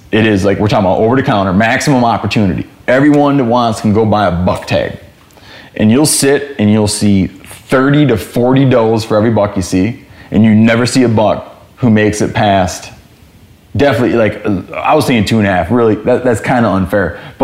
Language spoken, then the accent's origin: English; Michigan, United States; And it wound up being like where I grew up in Michigan, if you killed a 2.5-year-old deer